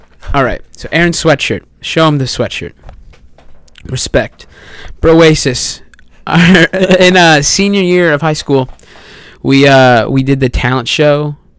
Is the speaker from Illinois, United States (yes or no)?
yes; Chicago, Illinois, United States; I'm from Chicago. I live an hour away from Chicago.